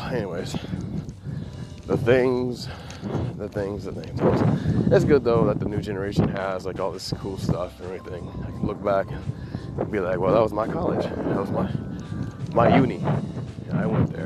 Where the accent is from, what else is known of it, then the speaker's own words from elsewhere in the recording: Midwest, United States; now in Hawaii, United States; I'm from the Midwest